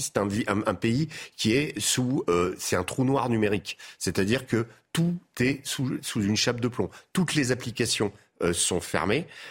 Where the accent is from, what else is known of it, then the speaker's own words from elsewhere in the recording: France; en tant que Français